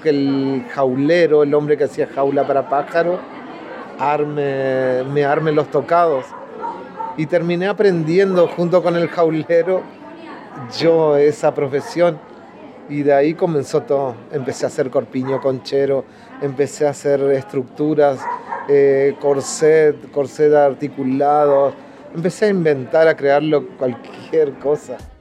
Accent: a town in Corrientes, Argentina; comparsas chiquitas de ahí de mi pueblo

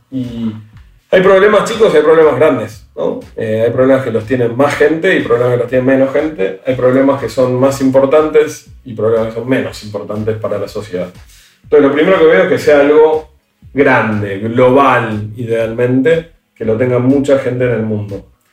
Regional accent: Argentina; nosotros somos argentinos

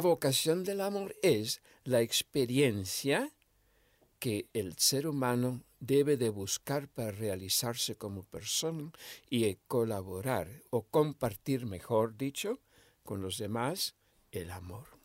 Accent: Misiones, Argentina; moved away; yo nací en Misiones, Argentina, en el 1946. Me crié en una familia grande

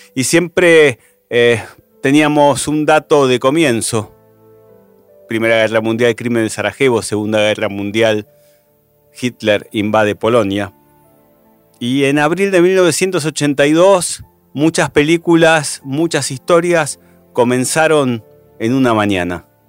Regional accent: Chaco, Argentina; soy de la provincia del Chaco, estoy haciendo el servicio militar en Corrientes

